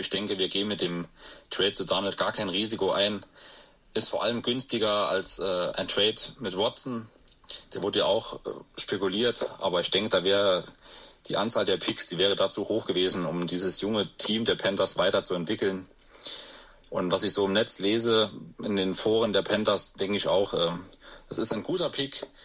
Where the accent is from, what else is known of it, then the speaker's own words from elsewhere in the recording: Saarland, Germany; das sind wir als Saarländer besonders stolz. Bei uns im Saarland gilt Maggi ja als Kulturgut.